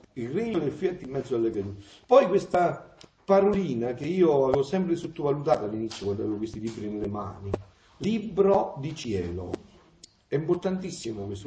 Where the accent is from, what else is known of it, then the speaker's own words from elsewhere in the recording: Avellino area, Campania, Italy; moved away; io sono villinese, sono napoletano